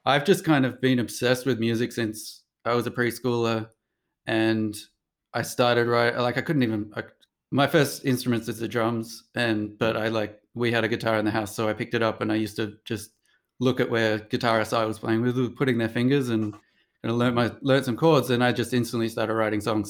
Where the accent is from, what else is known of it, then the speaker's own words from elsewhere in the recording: Sydney, New South Wales, Australia; now in New York, United States; I come from Sydney